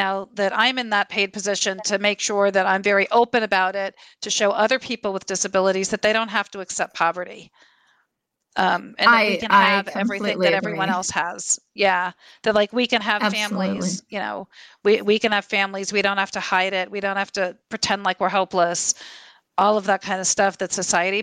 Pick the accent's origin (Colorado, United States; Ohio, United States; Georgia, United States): Colorado, United States; we're both from Colorado